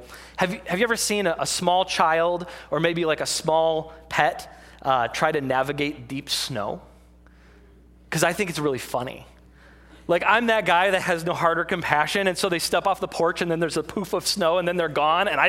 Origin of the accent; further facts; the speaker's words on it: Michigan, United States; I grew up in Michigan.